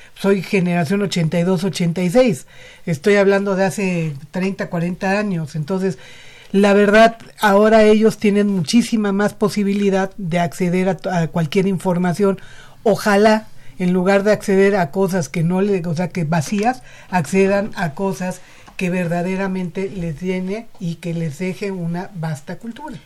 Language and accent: Spanish; Mexico; mi país.